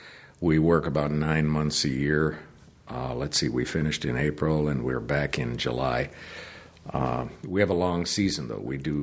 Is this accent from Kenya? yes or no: no; Canada; I had the disadvantage of being born and raised in Canada and considering the letter Y as a vowel.